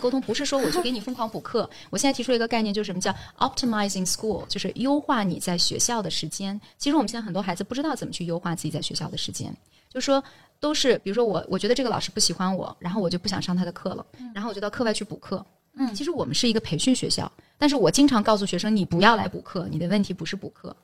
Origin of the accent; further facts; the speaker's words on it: Jiangsu, China; accent: Jiangsu dialect; moved away; 我回老家的时候，我能用江苏土话跟我外婆唠嗑儿